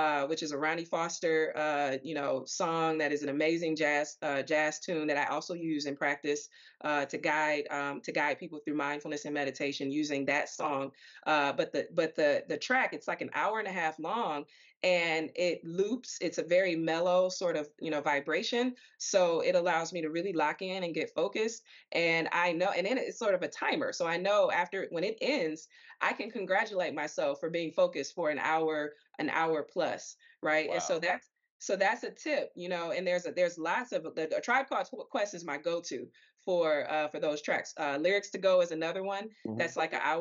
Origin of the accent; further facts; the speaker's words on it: Detroit, Michigan, United States; I'm from Detroit